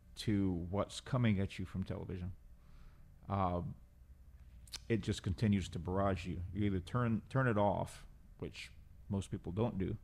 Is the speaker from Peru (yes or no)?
yes; Peru; accent: Peruvian; also born or lived in Central America / Portland, Oregon; now in San Antonio, United States; I was born in Peru, uh, over half a century ago.